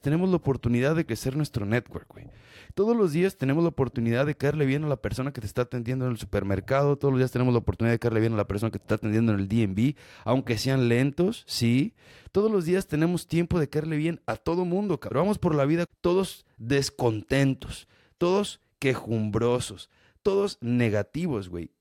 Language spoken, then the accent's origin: Spanish; Mexico; soy mexicano